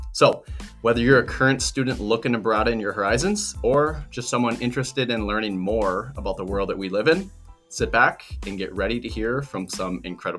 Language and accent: English; United States; I'm from the United States as well.